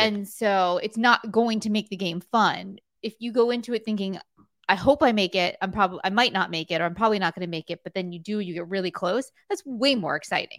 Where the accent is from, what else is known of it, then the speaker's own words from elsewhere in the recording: South Florida, United States; when I grew up in South Florida